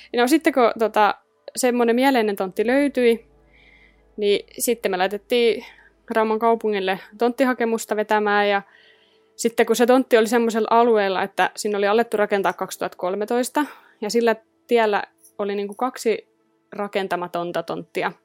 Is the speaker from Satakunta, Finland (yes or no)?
yes; Rauma, Satakunta, Finland; moved away; mä oon Raumalta kotosi